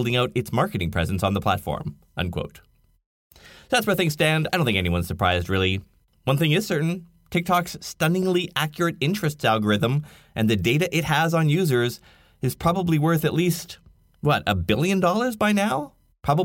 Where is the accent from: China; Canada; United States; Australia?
Canada; I'm Canadian